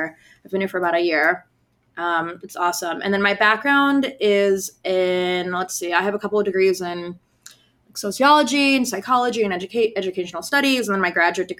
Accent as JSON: {"language": "English", "town": "Pittsburgh", "region": "Pennsylvania", "country": "United States", "tie": "born or raised there", "said": "I was not born in Pittsburgh, but I grew up in Squirrel Hill, about 2 blocks away from Friendship Circle."}